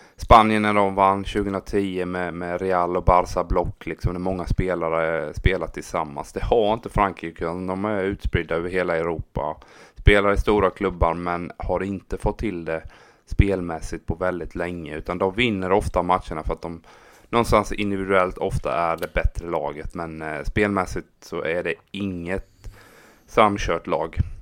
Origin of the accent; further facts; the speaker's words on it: Habo, Jönköping County, Sweden; min hemby Habo